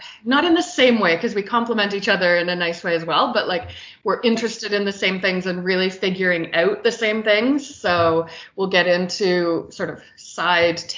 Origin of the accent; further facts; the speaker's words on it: Canada; also born or lived in Ireland; I did a year in Ireland with school, but yeah, the rest has been in Canada.